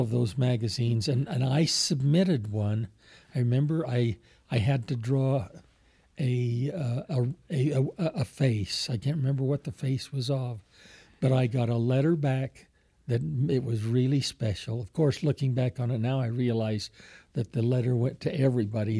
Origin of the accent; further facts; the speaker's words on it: Alpine, Utah, United States; also born or lived in Murray, Utah; as a kid growing up in Alpine